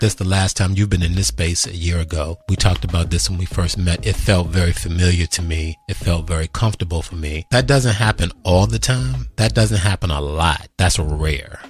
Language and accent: English; suburbs in Maryland, United States; also born or lived in Washington, D.C.; I'm born in Washington, D.C. and raised in the suburbs in Maryland